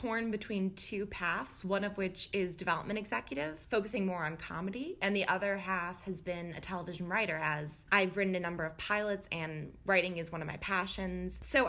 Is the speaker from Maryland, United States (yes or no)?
no; Florida, United States; also born or lived in Midwest; now in Los Angeles, United States; I am a Midwesterner and a Floridian, so weird combo, but I'm now out in LA.